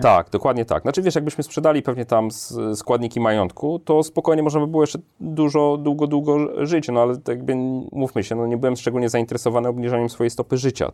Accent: Warsaw, Masovian Voivodeship, Poland; ja od zawsze jestem z Warszawy, nie lubię się przemieszczać, w sensie urodziłem się w Warszawie, mieszkam w Warszawie

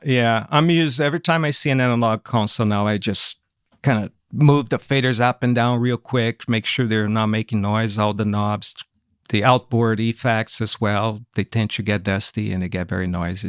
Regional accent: São Paulo, Brazil; English is a second language; moved away as an adult; also born or lived in California, United States; now in United States; Grew up in São Paulo, Brazil. I was raised there and lived there until I was twenty-nine years old. That's when I moved to America, to California in nineteen ninety-nine

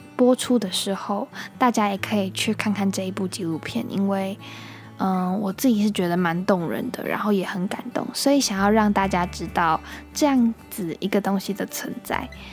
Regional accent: Taiwan; 我们都是台湾的小孩嘛，然后台湾这个地方真的很棒

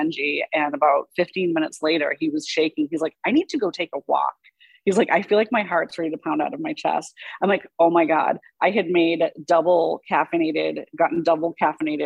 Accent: Boston, Massachusetts, United States; I grew up in Boston

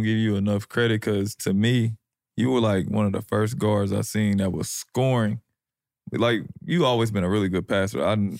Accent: Indianapolis, Indiana, United States; I'm from the West Side of Indianapolis.

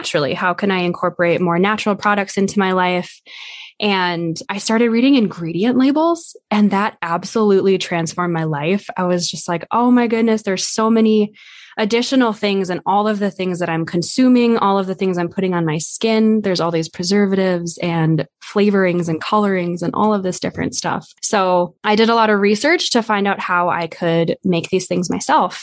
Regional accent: Black Hills, South Dakota, United States; I was raised in the Black Hills.

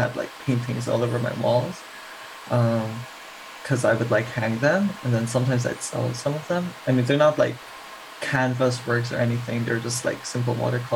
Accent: Philippines; also born or lived in Korea; now in Singapore; I grew up in the Philippines.

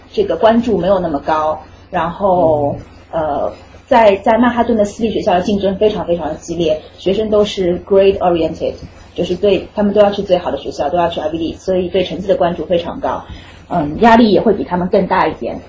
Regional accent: China; moved away as an adult; also born or lived in Rhode Island; now in United States; 我是中国的教育体系里长大的

